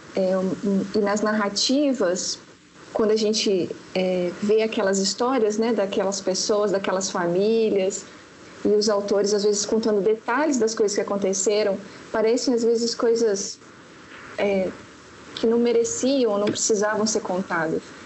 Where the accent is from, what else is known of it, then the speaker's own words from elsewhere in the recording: Paraná, Brazil; now in Belo Horizonte, Brazil; mas na verdade eu moro em BH, mas eu sou do Paraná. Estou é, aqui já há 14 anos